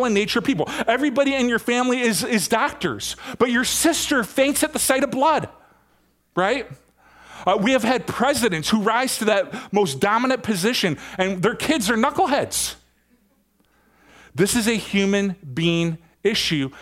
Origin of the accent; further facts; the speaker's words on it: Michigan, United States; moved away; I've been coming back and forth from Michigan quite a bit. And I've been in my hometown quite a bit, helping my dad out